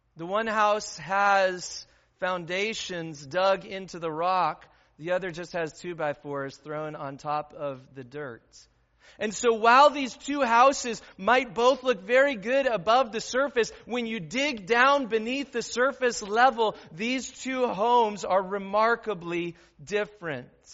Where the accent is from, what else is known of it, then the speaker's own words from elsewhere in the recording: Midwest, United States; also born or lived in Aurora; as Midwesterners